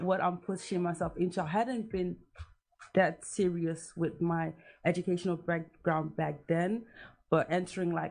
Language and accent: English; Amsterdam, North Holland, Netherlands; moved away as an adult; also born or lived in Germany / Ghana (ancestry) / Nigeria (ancestry); now in United Kingdom; I was born in Germany and moved to the Netherlands by the age of 5. And I've basically been here till 3 years ago.